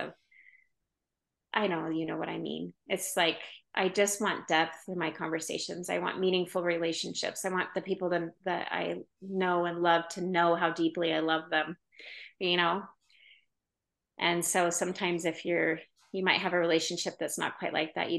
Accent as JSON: {"language": "English", "region": "Oregon", "country": "United States", "tie": "born or raised there", "moved": "yes", "lives_now": "Utah, United States", "said": "I'm from Oregon, but like hippie, which, you know, where I grew up, people were more hippie"}